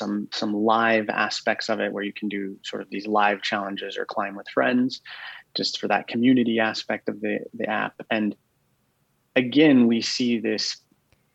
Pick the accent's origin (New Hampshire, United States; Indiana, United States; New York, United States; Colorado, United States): Colorado, United States; Boulder; moved away as an adult; now in Austin, United States; I'm actually, I'm from Colorado. I grew up in Boulder